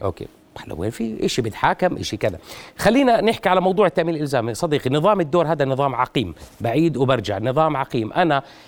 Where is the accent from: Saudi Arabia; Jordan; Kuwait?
Jordan; عندنا بالاردن 23 شركه تامين